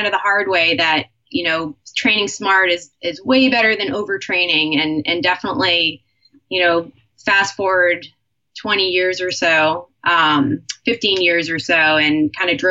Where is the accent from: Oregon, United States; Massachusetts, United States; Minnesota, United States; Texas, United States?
Massachusetts, United States; Cape Cod; I was born in Massachusetts, Cape Cod area